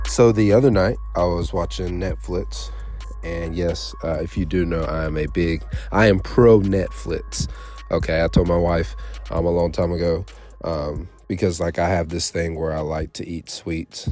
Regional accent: United States; I was born here in America

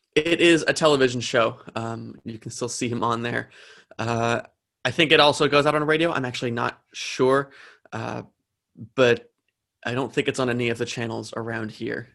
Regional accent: New Jersey, United States; I'm from New Jersey

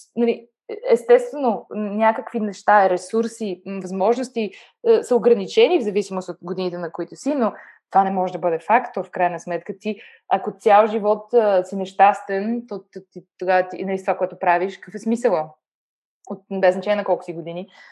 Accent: Bulgaria; moved away as an adult; now in Germany; съм се родила в България

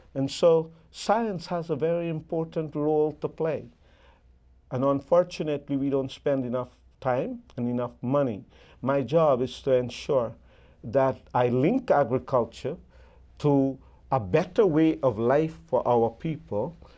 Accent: Guyana; when I grew up in Guyana

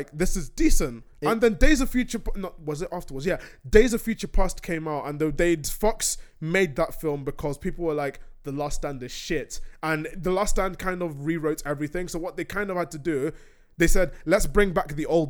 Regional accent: Nigeria; I'm going to say as a Nigerian

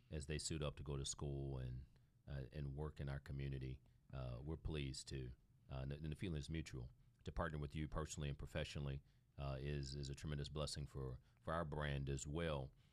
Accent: Toledo, Ohio, United States; growing up in Toledo, Ohio

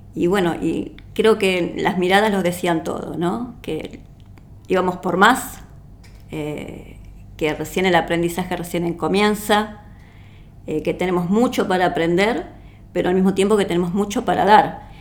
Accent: Uruguay; now in Argentina; yo soy uruguaya y vivo aquí en la Argentina.

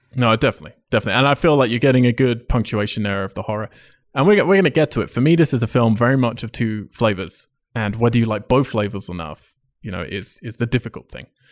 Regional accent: England, United Kingdom; as an English person

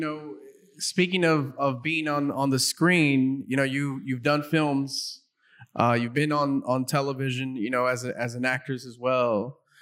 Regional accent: South Gate, California, United States; I grew up in Southgate, which is a neighboring city

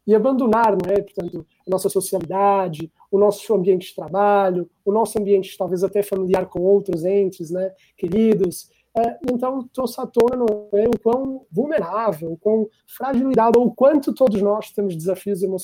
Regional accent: Portugal; é, sou português

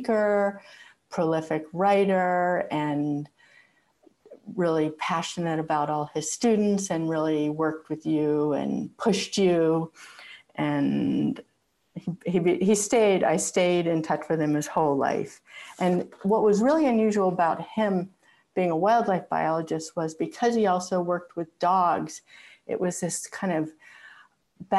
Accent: outside of Pittsburgh, Pennsylvania, United States; now in Portland, Maine, United States; I was born outside of Pittsburgh, Pennsylvania, about 15 miles outside of the city. I grew up in an old farm

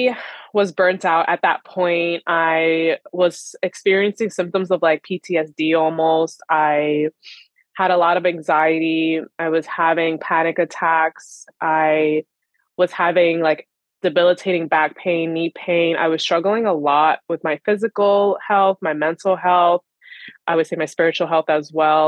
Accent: Long Island, New York, United States; I am from Long Island, New York.

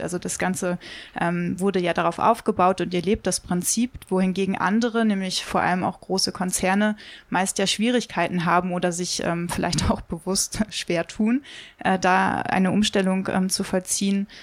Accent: Hamburg, Germany; Ich komme ja aus Hamburg

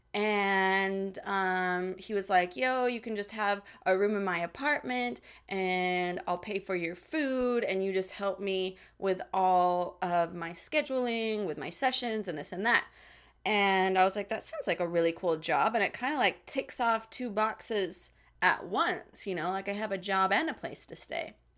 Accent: Salt Lake City, Utah, United States; moved away as an adult; also born or lived in Hollywood; now in Los Angeles, United States; the great town of Salt Lake City, Utah

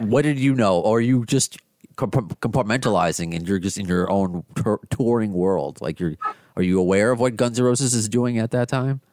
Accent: United States; I'm an American

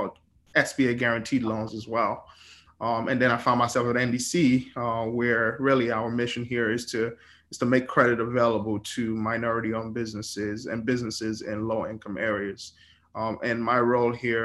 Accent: Lagos, Nigeria; moved away as an adult; also born or lived in Brooklyn, New York; now in New York, United States; born and raised in Lagos, Nigeria. Moved to Brooklyn, New York in 2007. And I've been in New York ever since.

